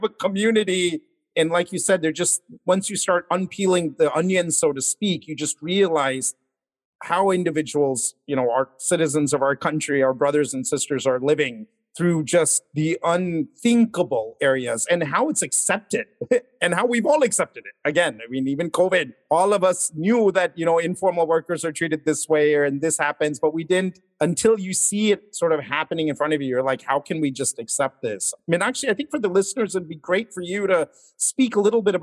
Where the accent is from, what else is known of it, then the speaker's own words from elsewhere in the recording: Houston, Texas, United States; moved away as an adult; now in India; I was born and brought up in Houston, Texas.